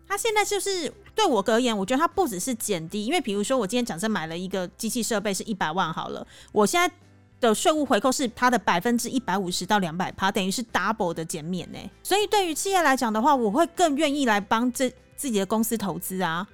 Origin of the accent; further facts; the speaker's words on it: Taiwan; now in Cambodia; 我是台湾人